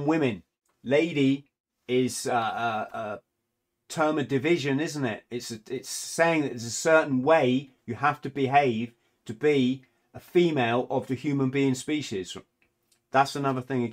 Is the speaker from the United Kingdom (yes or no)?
yes; England, United Kingdom; being an English person